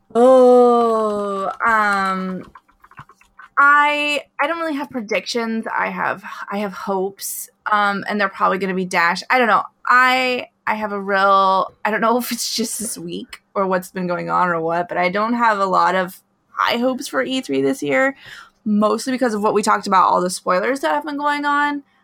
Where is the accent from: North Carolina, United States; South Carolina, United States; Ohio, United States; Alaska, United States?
Alaska, United States; moved away; I grew up in Alaska